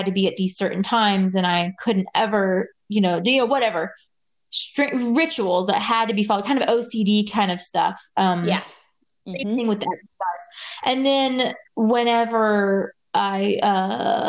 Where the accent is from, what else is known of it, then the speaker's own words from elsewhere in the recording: Louisiana, United States; I grew up in Louisiana, which is so hot